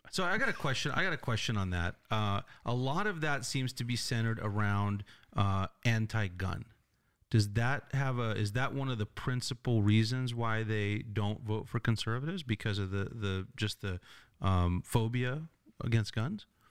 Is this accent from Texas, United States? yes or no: no; Los Angeles, California, United States; I come from Los Angeles.